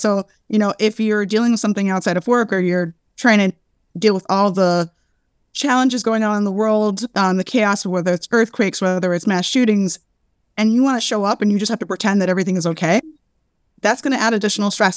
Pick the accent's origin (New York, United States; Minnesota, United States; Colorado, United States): New York, United States; Brooklyn; I am born and raised in Brooklyn